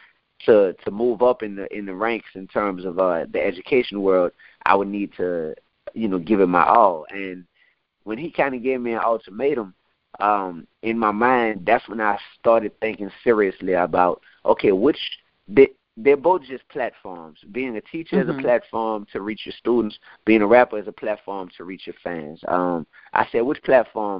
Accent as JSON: {"language": "English", "town": "New Orleans", "region": "Louisiana", "country": "United States", "said": "I'm from New Orleans"}